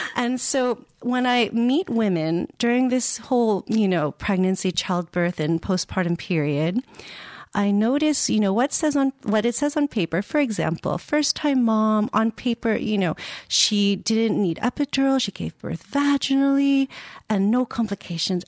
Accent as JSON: {"language": "English", "town": "San Francisco", "region": "California", "country": "United States", "tie": "born or raised there", "moved": "as an adult", "lives_now": "Iceland", "said": "I'm born and raised in San Francisco, California, in the United States."}